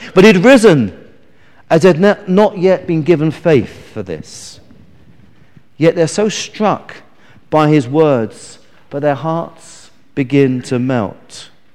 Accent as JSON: {"language": "English", "region": "England", "country": "United Kingdom", "said": "as we English people"}